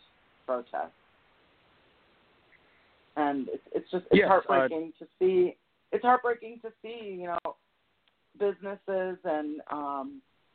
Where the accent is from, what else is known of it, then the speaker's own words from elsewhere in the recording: outside Detroit, Michigan, United States; I grew up outside Detroit